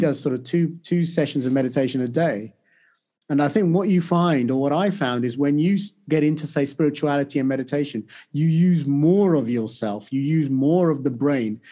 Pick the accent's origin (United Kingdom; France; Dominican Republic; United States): United Kingdom; also born or lived in India; I grew up in the U K